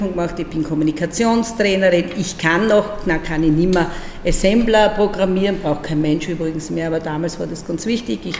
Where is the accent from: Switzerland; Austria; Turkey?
Austria; Breitenbrunn am Neusiedlersee, Burgenland; also born or lived in Eisenstadt; da bin ich dann in Eisenstadt geboren und ich bin in Breitenbrunn am Neusiedlersee aufgewachsen.